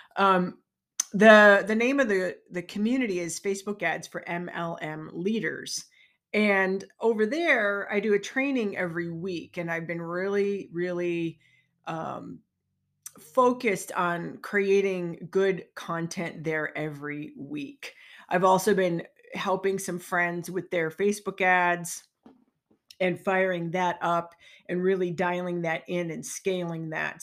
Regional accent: Chicagoland, Illinois, United States; moved away as an adult; also born or lived in Park Ridge, Illinois / Minnesota; now in Lake Geneva, United States; I'm from the Chicagoland area

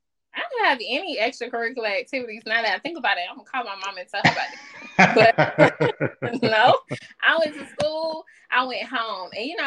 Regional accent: Orangeburg, South Carolina, United States; moved away as an adult; I was born in Orangeburg. I didn't leave Orangeburg until I graduated high school and went to college.

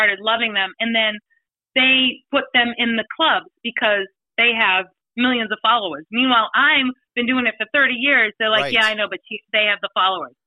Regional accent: Easton, Massachusetts, United States; moved away; also born or lived in New Hampshire; I grew up in Easton, Massachusetts, which is right near Brockton, 30 minutes south of Boston

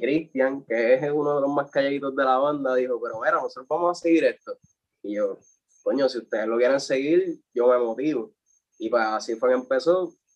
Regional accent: Comerío, Puerto Rico; yo soy de Comerío, o sea, viví en Comerío

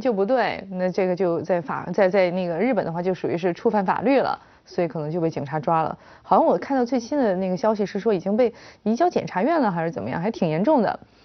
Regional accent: China; now in Hong Kong; 我是大陆人

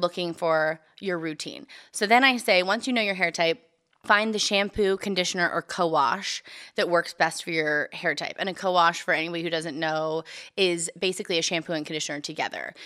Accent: Bakersfield, California, United States; moved away; I'm from Bakersfield

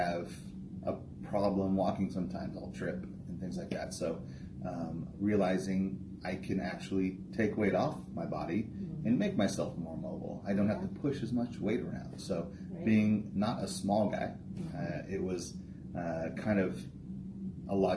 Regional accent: Southern California, United States; moved away; I'm originally from Southern California

